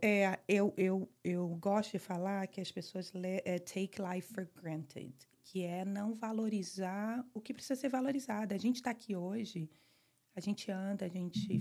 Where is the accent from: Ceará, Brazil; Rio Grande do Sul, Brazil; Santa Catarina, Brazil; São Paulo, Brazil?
Ceará, Brazil; Fortaleza; moved away as an adult; also born or lived in Rio de Janeiro / Michigan; now in Weston, United States; eu sou do Rio, mas morei minha vida toda em Fortaleza